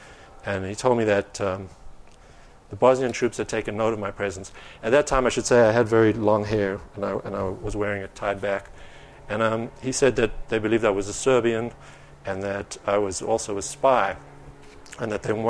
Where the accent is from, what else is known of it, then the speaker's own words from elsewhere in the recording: Greenside, Gauteng, South Africa; But when I was growing up in Greenside in the 1980s, Bobby was the woman who would send me off to school.